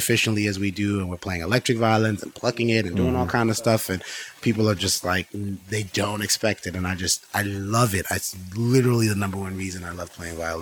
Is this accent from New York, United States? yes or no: no; Miami, Florida, United States; we're from Miami